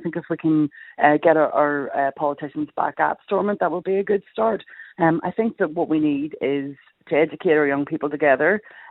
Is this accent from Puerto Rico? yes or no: no; Belfast, Northern Ireland, United Kingdom; I would say I was from North Belfast.